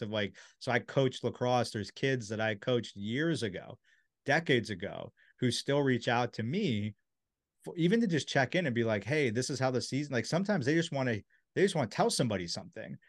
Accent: Silver Spring, Maryland, United States; I'm from Silver Spring. I grew up next to there

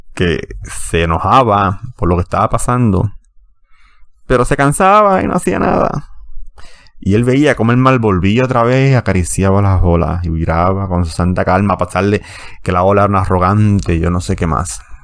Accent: Puerto Rico; siendo puertorriqueño y ciudadano americano.

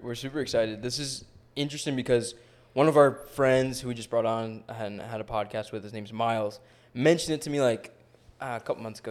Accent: New York, United States; I grew up in New York

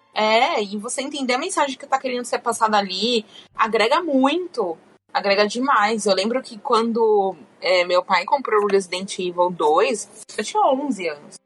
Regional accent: Brazil; moved away; a gente como brasileiro

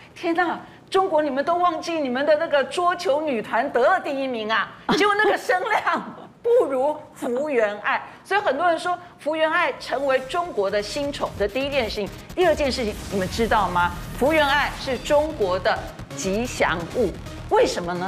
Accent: Taiwan; 我们台湾人也只能祝福她了

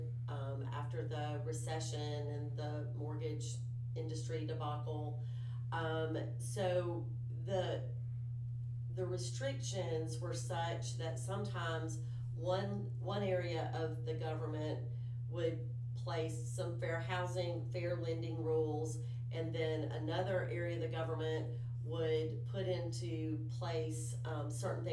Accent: Daphne, Alabama, United States; I grew up in Daphne, Alabama

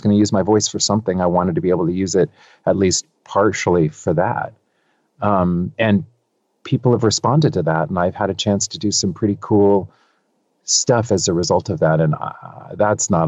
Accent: California, United States; I'm from California. I was born and raised here

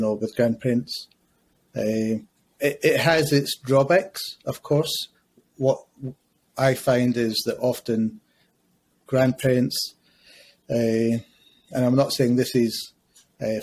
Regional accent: Glasgow, Scotland, United Kingdom; moved away as an adult; now in London, United Kingdom; I grew up in Scotland. I grew up in Glasgow.

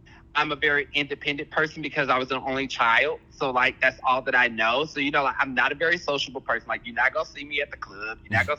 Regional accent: Kansas City, Kansas, United States; So I grew up in Kansas. Okay. I grew up in Kansas City, Kansas.

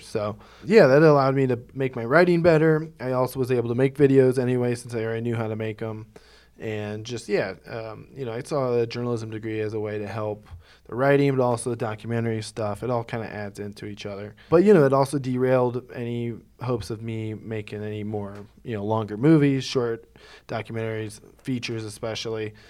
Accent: Ohio, United States; moved away as an adult; also born or lived in New York; my hometown in Ohio

